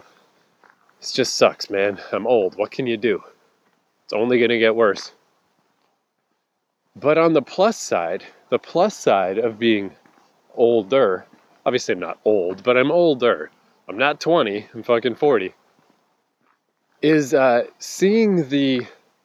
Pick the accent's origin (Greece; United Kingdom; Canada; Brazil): Canada; Fredericton, New Brunswick; moved away; my hometown, it's Fredericton, New Brunswick